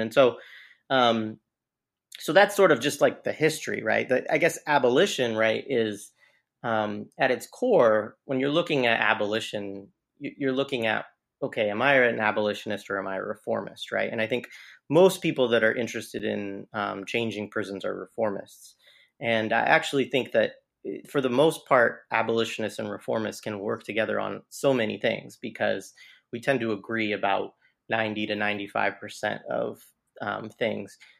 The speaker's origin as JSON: {"language": "English", "region": "Southern Oregon", "country": "United States", "tie": "born or raised there", "moved": "yes", "said": "I grew up in Southern Oregon"}